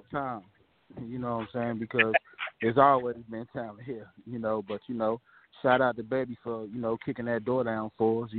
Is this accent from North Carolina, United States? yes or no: yes; Greensboro, North Carolina, United States; also born or lived in Brooklyn, New York; I'm born in Brooklyn, New York, but raised here in Greensboro, North Carolina.